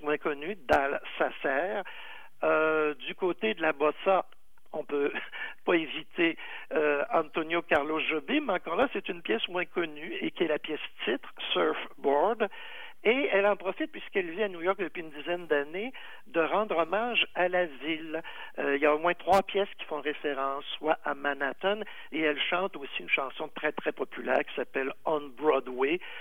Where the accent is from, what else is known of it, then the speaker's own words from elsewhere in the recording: Quebec, Canada; chez nous au Québec